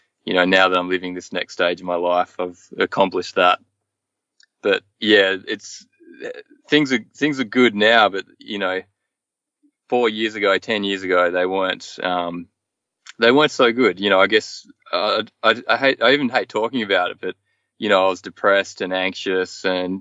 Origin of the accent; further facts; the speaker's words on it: Hobart, Tasmania, Australia; moved away as an adult; I've lived my whole life in Hobart, in various suburbs of Hobart